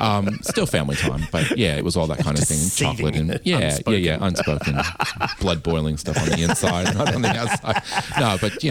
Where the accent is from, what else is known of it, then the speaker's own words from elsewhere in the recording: just out of New York City, northern New Jersey, United States; now in Australia; Well, just right out of New York City, northern New Jersey, actually.